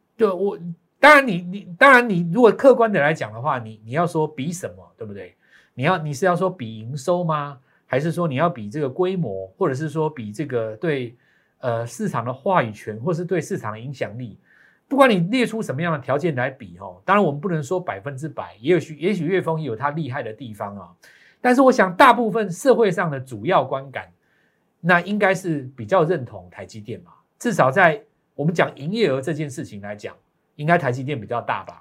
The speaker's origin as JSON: {"language": "Chinese", "country": "Taiwan", "tie": "born or raised there", "said": "我们在台湾长大的"}